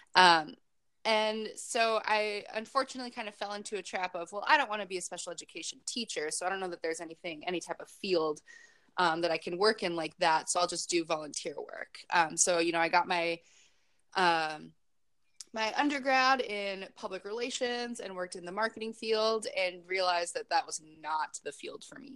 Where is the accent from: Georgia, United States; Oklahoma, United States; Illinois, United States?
Illinois, United States; Chicago; moved away as an adult; also born or lived in Kenosha, Wisconsin; now in San Diego, United States; I'm originally from Chicago